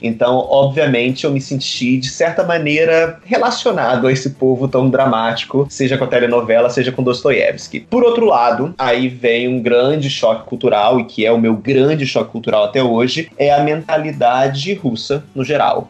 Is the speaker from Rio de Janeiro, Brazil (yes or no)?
yes; Rio de Janeiro, Brazil; moved away as an adult; also born or lived in Moscow, Russia; now in Brussels, Belgium; Então, eu sou do Rio de Janeiro, mais precisamente do bairro de Campo Grande, subúrbio, zona oeste do Rio de Janeiro. Passei 18 anos da minha vida